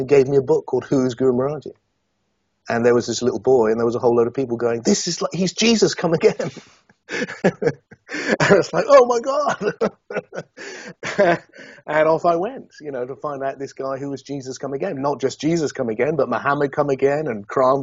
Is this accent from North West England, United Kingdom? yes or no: no; Yeovil, South West England, United Kingdom; a kid from Yeovil in Somerset.